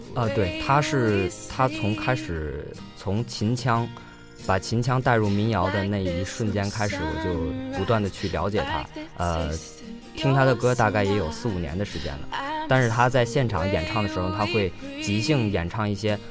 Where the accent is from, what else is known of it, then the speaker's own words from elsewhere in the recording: Beijing, China; now in Jinhua, China; 因为我家是北京的